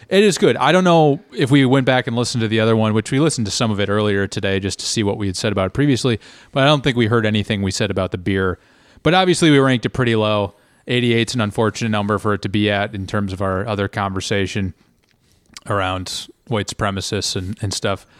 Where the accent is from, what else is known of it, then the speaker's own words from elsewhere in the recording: United States; being an American